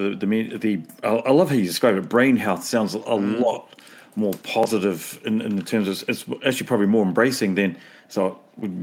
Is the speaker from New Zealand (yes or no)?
yes; New Zealand; as a Kiwi